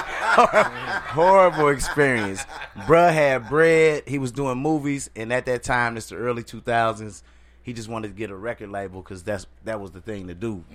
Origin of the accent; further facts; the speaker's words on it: St. Louis, Missouri, United States; also born or lived in Seattle / Atlanta; I'm originally from St. Louis